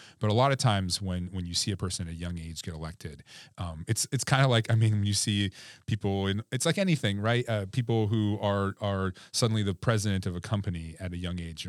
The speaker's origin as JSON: {"language": "English", "town": "Cordova", "region": "Alaska", "country": "United States", "tie": "born or raised there", "said": "like I'd never been to Unalaska Dutch Harbor. I'd never been to Kotzebue, you know, growing up in Cordova."}